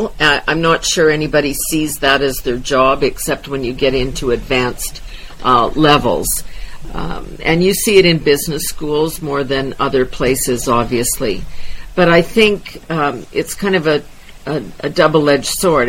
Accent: Wadena, Saskatchewan, Canada; born and raised in Wadena, Saskatchewan

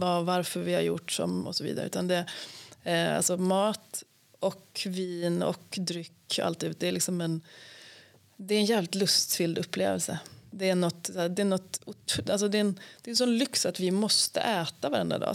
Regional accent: Sweden; vi svenskar

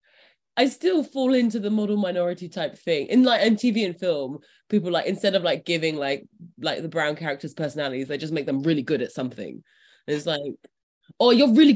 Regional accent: London, United Kingdom; I'm British, or at least I'm like from London.

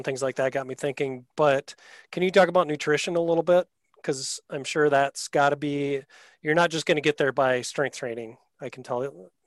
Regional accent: Wisconsin, United States; I'm from Wisconsin normally.

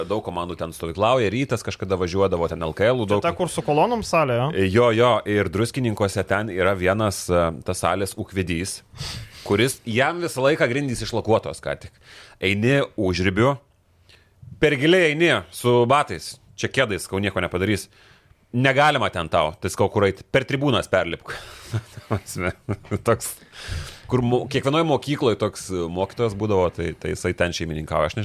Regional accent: Lithuania; Mes, lietuviai

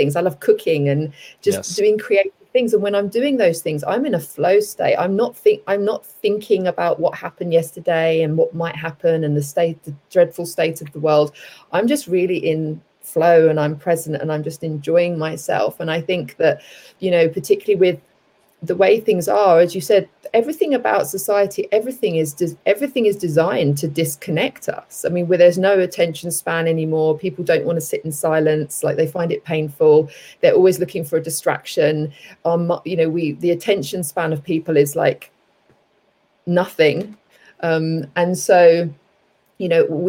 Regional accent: London, United Kingdom; moved away as an adult; also born or lived in Cape Town, South Africa / southern Spain / Bali, Indonesia / Los Angeles, United States; now in United States; I grew up in London, everyone might be able to tell from my accent.

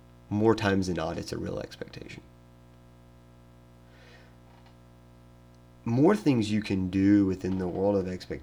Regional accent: Tennessee, United States; moved away; I live in Tennessee, or I'm from Tennessee, me and my wife are going back to see family

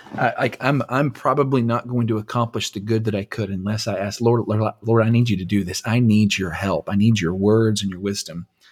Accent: Anson, Texas, United States; I grew up in Anson, Texas

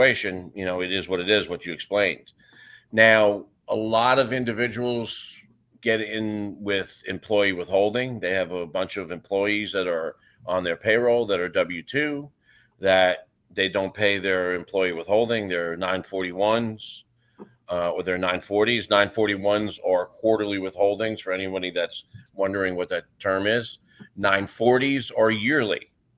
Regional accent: New York, United States; moved away as an adult; now in Florida, United States; I'm from New York

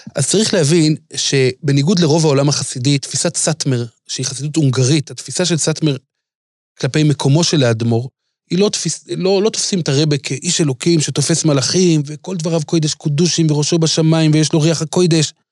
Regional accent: Jerusalem, Jerusalem District, Israel; אני הייתי ילד בירושלים

